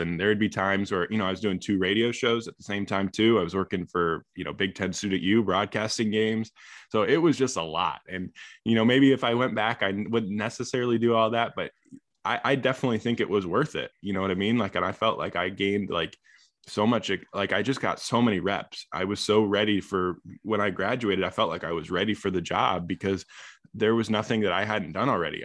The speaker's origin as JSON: {"language": "English", "region": "Illinois", "country": "United States", "tie": "born or raised there", "said": "I grew up in Illinois"}